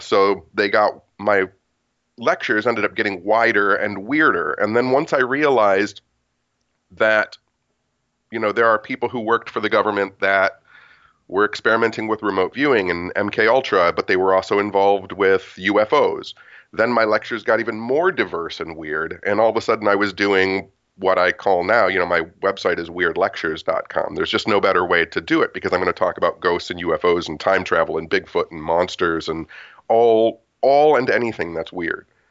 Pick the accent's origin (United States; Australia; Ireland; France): United States; Detroit, Michigan; also born or lived in Royal Oak, Michigan; I was a punk rock kid growing up in Detroit.